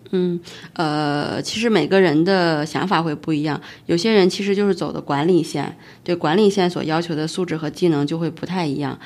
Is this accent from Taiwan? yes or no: no; Hebei, China; moved away as an adult; also born or lived in Beijing; 因为我本身是河北的老家嘛，所以离北京又非常近